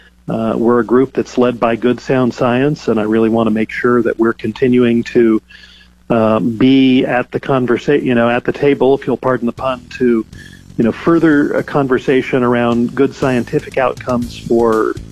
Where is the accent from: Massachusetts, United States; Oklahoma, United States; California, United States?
California, United States; my home state of California